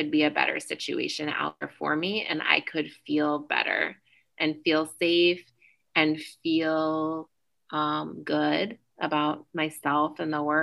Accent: Fairbanks, Alaska, United States; I grew up in Fairbanks, Alaska

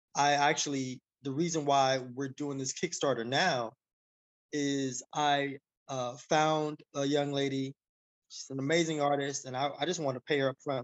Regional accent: Miami, Florida, United States; I was poor kid from Miami

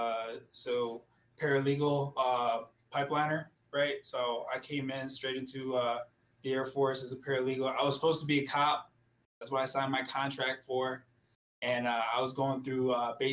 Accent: Milwaukee, Wisconsin, United States; moved away as an adult; also born or lived in Aurora, Colorado / United Kingdom; now in Colorado, United States; I'm from Milwaukee, Wisconsin

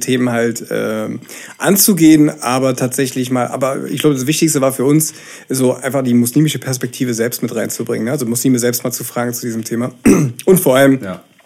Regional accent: Berlin, Germany; Und ich bin in Ostberlin damals noch in der DDR äh, geboren

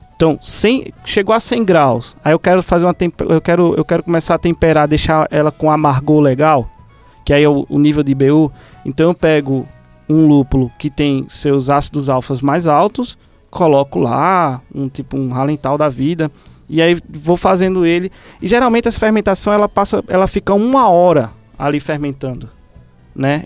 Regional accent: Recife, Pernambuco, Brazil; moved away; em Recife, de onde eu vim

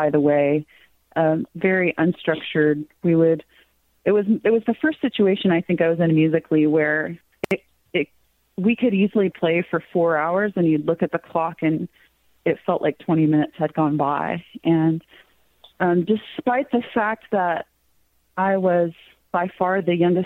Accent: Cave Springs, Arkansas, United States; the street that I grew up in Cave Springs

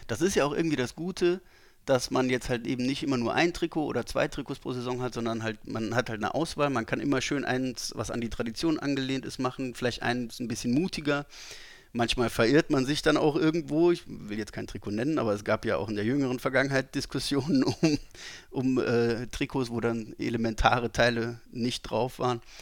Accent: Saarland, Germany; als äh, gebürtiger Saarländer

